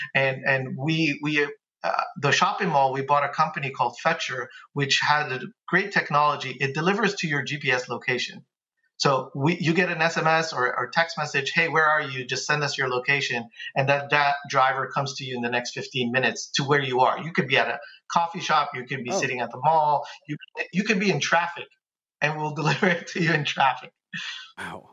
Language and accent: English; New York City, New York, United States; now in Dallas, United States; I'm from Bay Ridge.